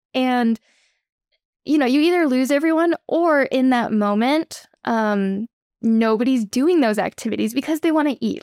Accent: Austin, Texas, United States; moved away as an adult; also born or lived in Idaho; I actually grew up in Austin, Texas

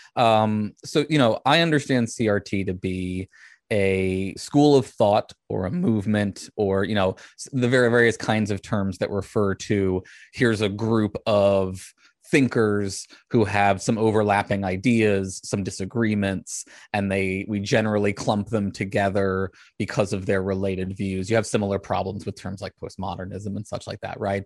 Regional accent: Richmond, Virginia, United States; I was raised outside of Richmond, which is the largest Civil War memorial in the country

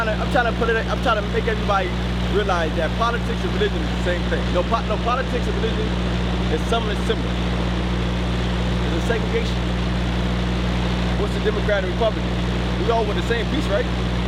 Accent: Washington, District of Columbia, United States; Washington, D.C., man.

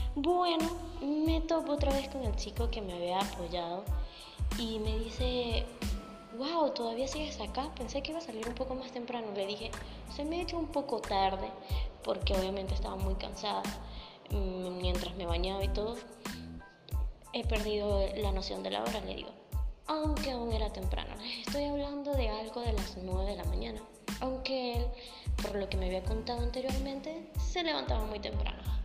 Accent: Venezuela; moved away as an adult; also born or lived in Colombia; soy venezolana

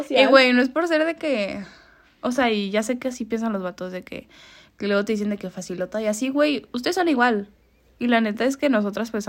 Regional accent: Aguascalientes, Mexico; cierto, somos de Aguascalientes. ah, somos de Aguascalientes, sí. Aquí en Aguascalientes

